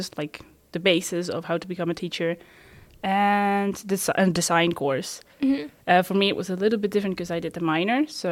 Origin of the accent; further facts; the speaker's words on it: Netherlands; I'm from the Netherlands